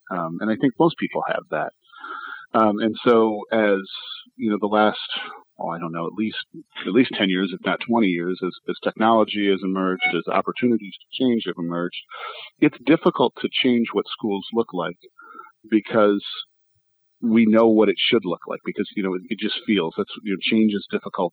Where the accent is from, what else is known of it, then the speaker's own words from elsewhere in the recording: Michigan, United States; moved away; I'm originally from Michigan